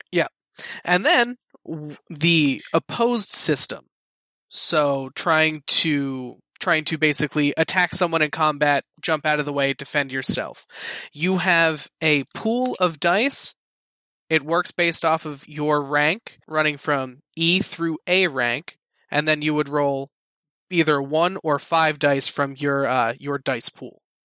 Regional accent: Philadelphia, Pennsylvania, United States; I am from Philadelphia

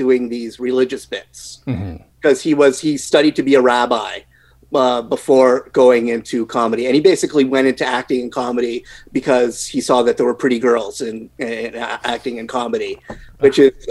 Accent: Canada; as a Canadian

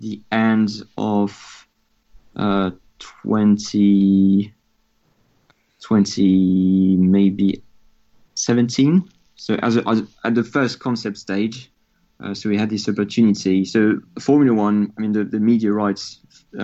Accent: France; accent: French; English is a second language; moved away; I'm French, as you can hear from my accent

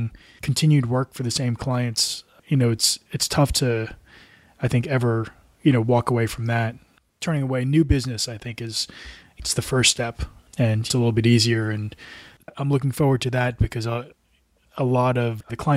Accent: New Jersey, United States; moved away as an adult; also born or lived in Asia / Portland; Originally, I'm from the States and from New Jersey

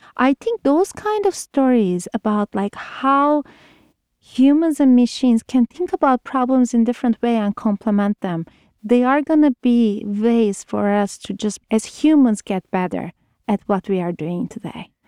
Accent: Turkey; moved away as an adult; I'm originally from Turkey, did my undergrad in Turkey

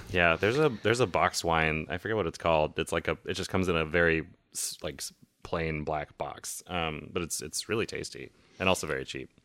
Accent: the South, United States; moved away; I grew up in the South

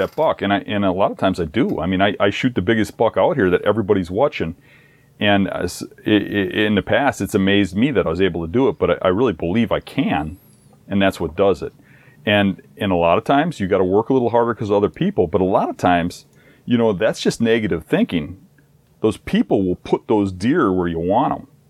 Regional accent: Midwest, United States; my hometown here

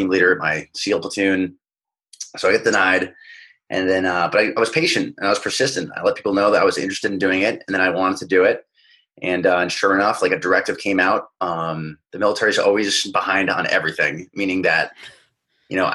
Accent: New England, United States; moved away as an adult; now in Los Angeles, United States; I grew up little kid in New England

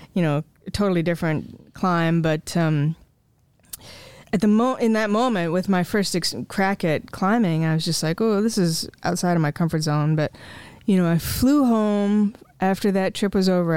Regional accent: Jesup, Iowa, United States; also born or lived in Marengo, Iowa; I grew up in Jessup on the small family farm, um, just south of town

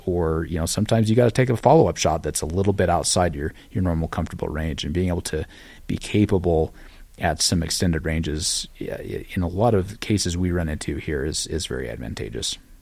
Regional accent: Utah, United States; moved away as an adult; now in Cody, Wyoming, United States; I grew up in Utah, but, uh, a lot of my family is from this same area

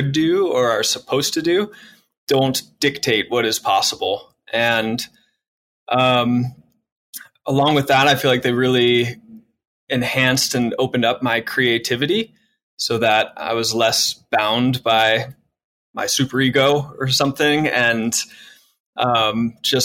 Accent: St. Louis, Missouri, United States; moved away as an adult; now in Colorado, United States; I come from St. Louis. That's where I was born and raised

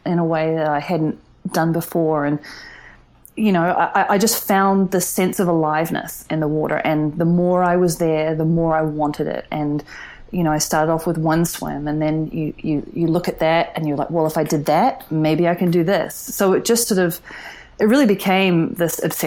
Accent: New Zealand; now in San Francisco, United States; as a kid growing up in New Zealand

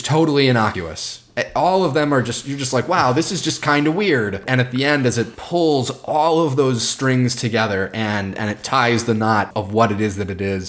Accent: Chicago, Illinois, United States; first language English; now in Wisconsin, United States; I'm from Chicago

